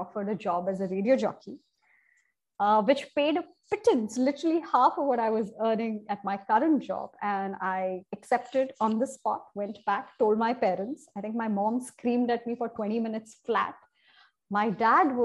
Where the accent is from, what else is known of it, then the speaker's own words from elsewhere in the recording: Kerala, India; now in Mumbai, India; I was born and brought up in Kerala